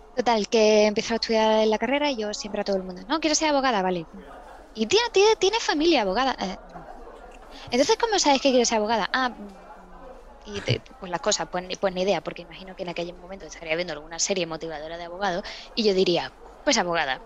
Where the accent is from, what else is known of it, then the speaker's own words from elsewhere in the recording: Seville, Andalusia, Spain; en Sevilla